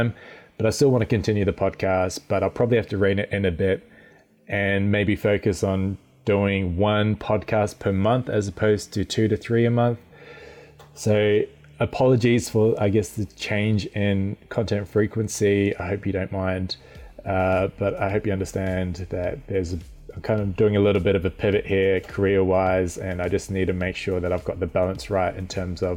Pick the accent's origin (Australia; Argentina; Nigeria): Australia; Perth, Western Australia; moved away as an adult; I've recently moved back to Perth, so my hometown in Australia